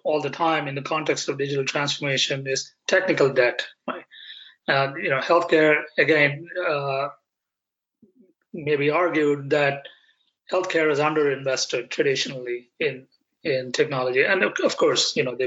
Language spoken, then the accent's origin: English; India; moved away; I grew up in India